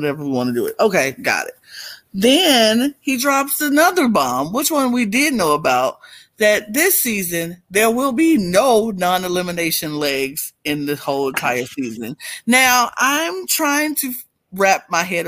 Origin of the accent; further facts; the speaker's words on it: Birmingham, Alabama, United States; Will and Abby, my hometown people from Birmingham, Alabama